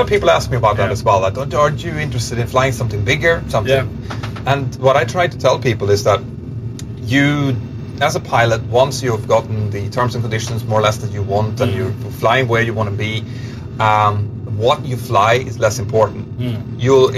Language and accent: English; Örnsköldsvik, Västernorrland County, Sweden; Örnsköldsvik, which yeah. is my hometown, then up to Bilsjö, which is where I'm from, a little tiny village